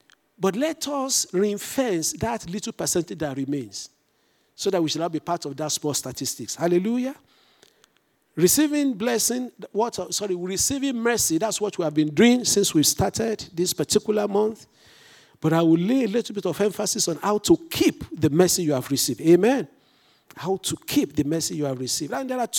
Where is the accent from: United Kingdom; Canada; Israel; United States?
United Kingdom; England; Since I'm English and British trained, I stay with route for R-O-U-T-E.